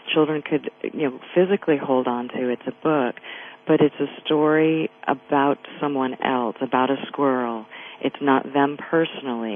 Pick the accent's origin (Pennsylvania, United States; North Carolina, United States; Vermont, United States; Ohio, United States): Vermont, United States; moved away as an adult; I grew up in Vermont, and all of my family and friends are there